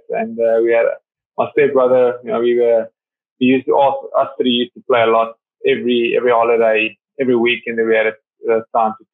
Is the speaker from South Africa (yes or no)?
yes; Vereeniging, Gauteng, South Africa; Yeah, yeah. Well, started there. Um, I mean, it was very nice.